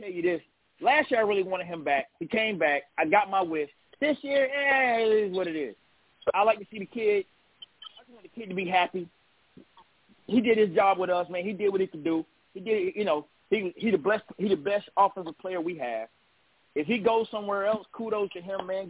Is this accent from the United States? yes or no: yes; North Carolina, United States; I'm a Tar Heel boy. I'm from Carolina